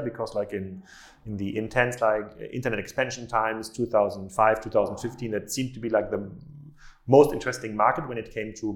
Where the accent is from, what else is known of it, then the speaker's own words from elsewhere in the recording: Eastern Germany, East Germany, Germany; I'm also from Eastern Germany